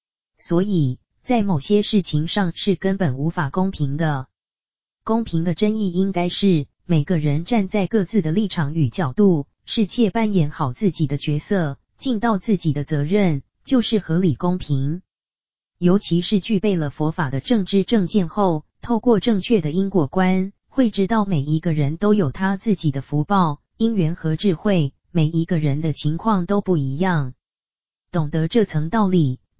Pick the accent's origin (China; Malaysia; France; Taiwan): China; 我们中国人常说“自助而人助，人助而天助”